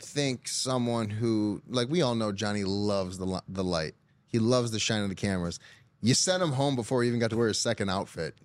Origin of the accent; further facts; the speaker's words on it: Michigan, United States; I'm from Michigan